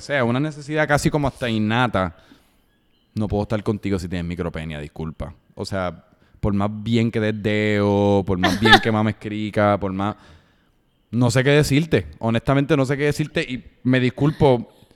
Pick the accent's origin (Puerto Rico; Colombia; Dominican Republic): Puerto Rico; soy de Puerto Rico, si estoy en los Estados Unidos